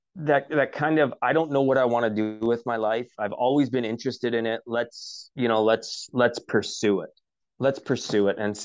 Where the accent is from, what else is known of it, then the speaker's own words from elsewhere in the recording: Canada; we, being a Canadian, we just celebrated our Canadian Thanksgiving at the start of October. And I was missing home.